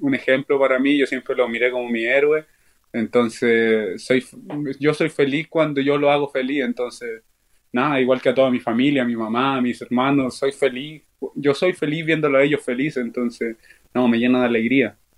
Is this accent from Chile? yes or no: yes; Chile; now in Chicago, United States; mi pueblo chileno